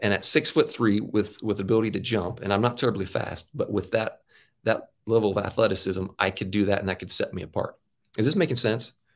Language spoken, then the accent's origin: English; Auburn, Washington, United States; I grew up in Auburn, Washington, a suburb of Seattle